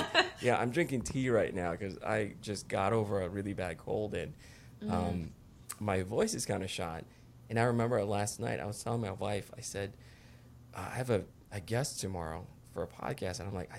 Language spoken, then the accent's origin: English; Philippines; now in United States; Yeah, I was actually originally from the Philippines.